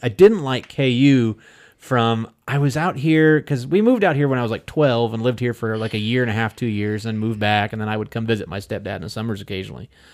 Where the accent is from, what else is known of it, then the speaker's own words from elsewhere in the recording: central Illinois, United States; now in Wichita, United States; I grew up in Illinois. I grew up in kinda like one of those, it wa, I, I don't wanna call it really a border town. It was right smack dab in the middle of Illinois